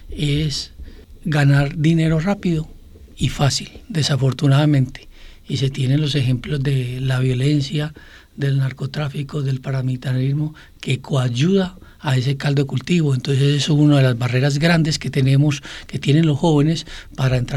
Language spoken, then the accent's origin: Spanish; Puerto Berrío, Antioquia, Colombia; moved away as an adult; yo soy de Puerto de Río y soy egresado del Liceo de Puerto de Río, del Antonio Nariño